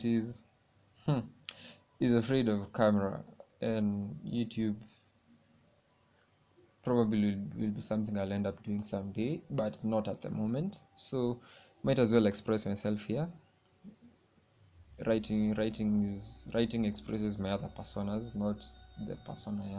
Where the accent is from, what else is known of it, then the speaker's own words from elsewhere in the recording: Kenya; I'm from Kenya